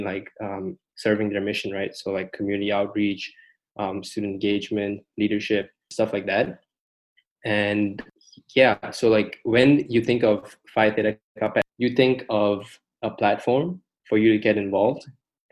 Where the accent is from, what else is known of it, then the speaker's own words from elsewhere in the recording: Malaysia; now in United States; I'm from Southeast Asia, Malaysia to be exact.